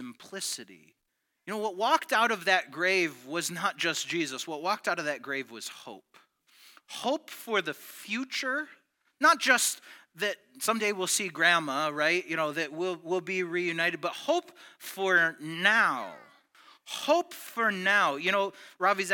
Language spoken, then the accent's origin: English; United States; I was born in the United States